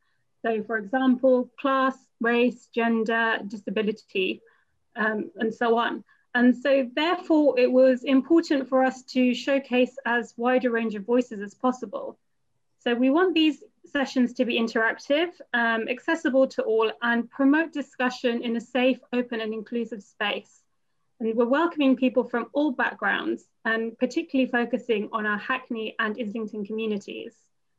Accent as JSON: {"language": "English", "country": "India", "lives_now": "London, United Kingdom", "said": "I'm an Indian woman with a dark bob haircut."}